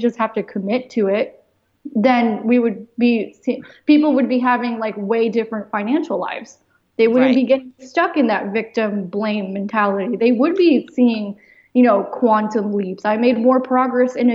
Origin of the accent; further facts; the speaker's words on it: United States; I was born in the United States